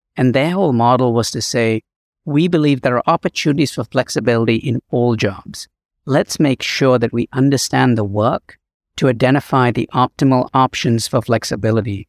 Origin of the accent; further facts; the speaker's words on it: Chicago, Illinois, United States; my hometown, Chicago